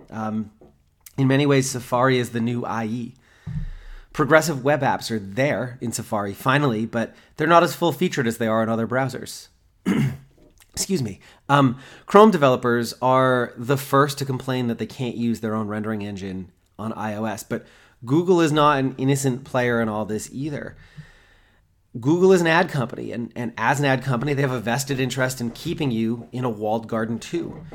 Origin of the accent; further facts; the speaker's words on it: United States; I'm American